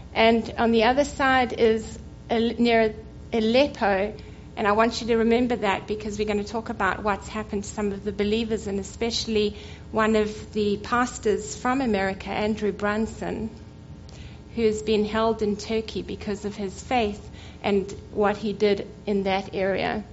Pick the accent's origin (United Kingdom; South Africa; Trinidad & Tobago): South Africa; Cape Town, Western Cape; I was born in Cape Town in South Africa to Assemblies of God Pentecostal missionaries that planted churches in southern Africa